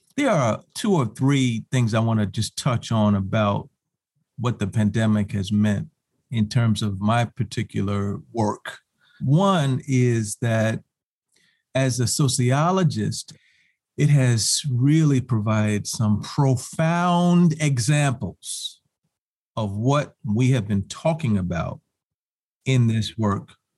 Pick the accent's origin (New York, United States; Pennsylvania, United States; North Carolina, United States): New York, United States; New York City; also born or lived in Champaign-Urbana, Illinois / Washington, D.C.; I hail from Harlem, New York